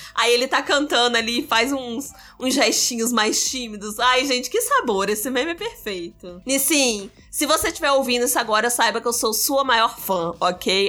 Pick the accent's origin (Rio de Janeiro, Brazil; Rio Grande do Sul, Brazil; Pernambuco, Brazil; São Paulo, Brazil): Rio de Janeiro, Brazil; São João de Meriti; eu sou da Baixada Fluminense, ok? Cria de São João de Meriti